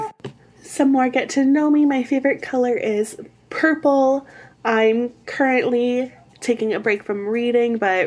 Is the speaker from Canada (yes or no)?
yes; Windsor, Ontario, Canada; I hail from Southern Ontario, specifically Windsor